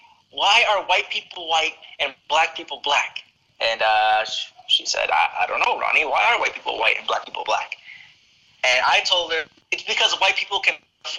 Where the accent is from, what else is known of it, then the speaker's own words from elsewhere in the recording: United States; my experience growing up in America as a black young man.